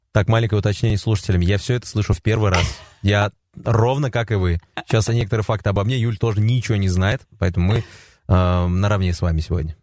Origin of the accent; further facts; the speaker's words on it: Tatarstan, Russia; я татарин